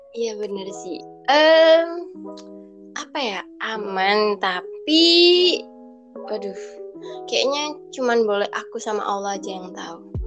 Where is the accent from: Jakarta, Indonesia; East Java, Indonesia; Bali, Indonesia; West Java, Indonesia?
East Java, Indonesia; Malang; aku orang Malang